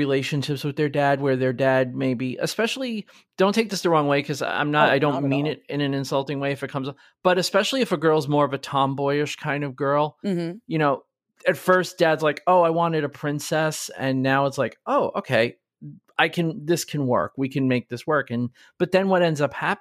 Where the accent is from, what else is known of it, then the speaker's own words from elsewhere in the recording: New York, United States; We were raised obviously in New York